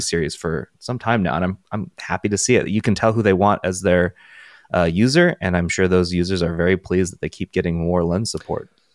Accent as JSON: {"language": "English", "region": "California", "country": "United States", "tie": "born or raised there", "moved": "yes", "said": "growing up in California"}